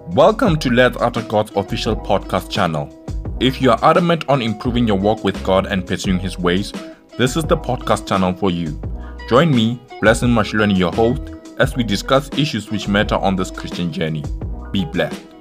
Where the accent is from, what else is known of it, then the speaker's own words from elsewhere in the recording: township next to Polokwane, Limpopo, South Africa; from limpopo in a township called Filbahomu next to Polokwane